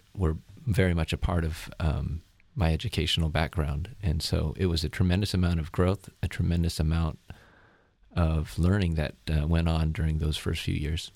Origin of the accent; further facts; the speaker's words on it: Turlock, California, United States; moved away as an adult; also born or lived in Berkeley, California / Los Angeles, California / Southeast Asia; born and raised in a small town in the Central Valley of California, a town called Turlock, and, uh, grew up there pretty much all my, uh, adolescent life